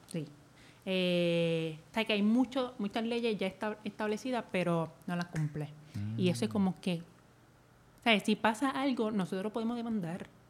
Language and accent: Spanish; Naranjito, Puerto Rico; Yo me crié en Naranjito